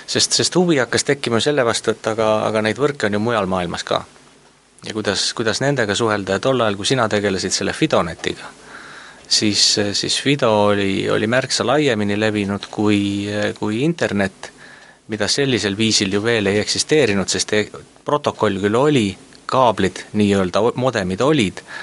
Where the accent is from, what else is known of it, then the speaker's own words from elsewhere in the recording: Estonia; ma olen Eestist